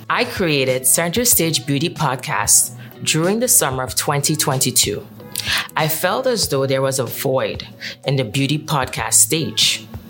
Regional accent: Trinidad & Tobago; moved away as an adult; now in New York, United States; I am born and bred from the beautiful island of Trinidad and Tobago.

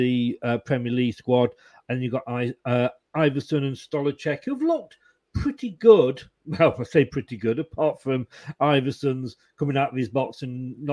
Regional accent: Leicester, East Midlands, United Kingdom; moved away as an adult; also born or lived in Blackpool; I was born in Leicester. I moved to Blackpool when I was 21

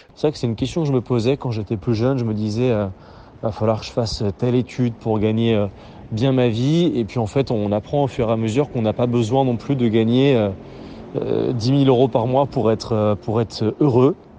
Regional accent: Nancy, Grand Est, France; moved away as an adult; also born or lived in Lille; now in Paris, France; j'ai grandi à Nancy.

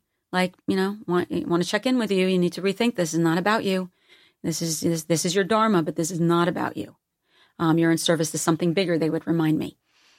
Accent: East Coast, United States; Because I'm from the East Coast and a blue collar environment, there is no way the people in my life would ever allow me to buy my own hype.

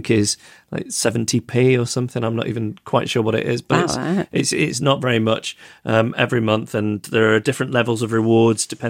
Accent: Macclesfield, North West England, United Kingdom; Macclesfield already, which is my hometown

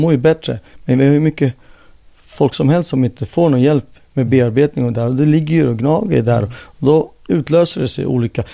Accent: Jordbro, Stockholm County, Sweden; moved away as an adult; now in Helsinki, Finland; jag är född och uppvuxen här

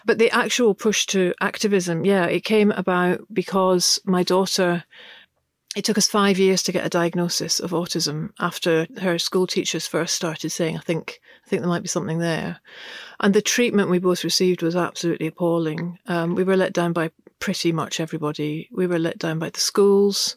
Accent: Glasgow, Scotland, United Kingdom; I grew up in Glasgow, uh, in the nineteen seventies, and my, uh, parents were both English

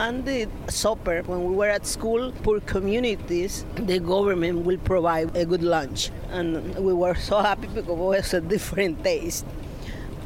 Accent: Panama; also born or lived in Panama City, Panama / Fort Bragg, United States; I was born in Santiago, a small town like 15 minutes from Santiago

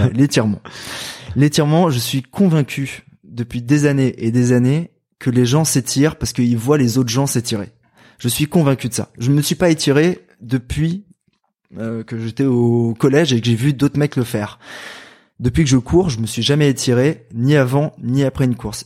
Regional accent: Val-de-Marne, Paris region, Île-de-France, France; moi je viens du Val-de-Marne, dans le 94, en région parisienne

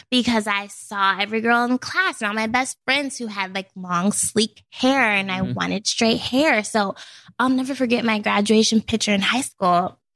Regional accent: Portland, United States; moved away as an adult; now in New York, United States; growing up in Portland

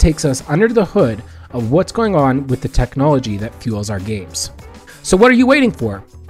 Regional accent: Canada; I hail from the Great White North, and I specialize in market research and competitive analysis.

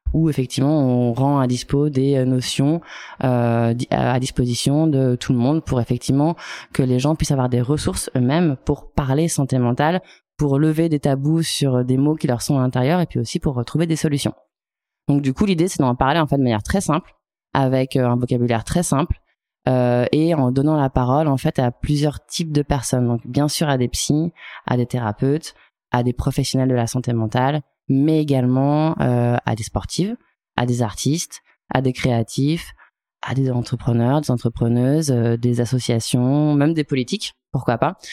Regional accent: Chamonix, Auvergne-Rhône-Alpes, France; Je viens de la vallée de, Chamonix

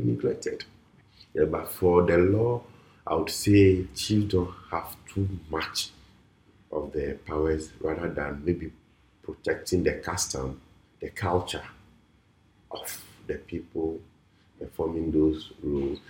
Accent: Volta, Ghana; I'm from the Volta region

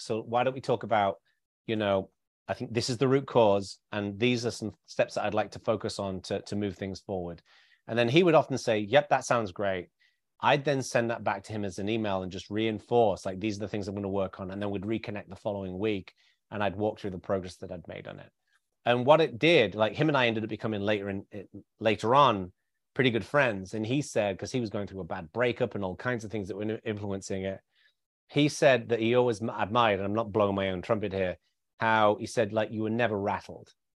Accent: the north of England, United Kingdom; I grew up in a very working class background in the north of England

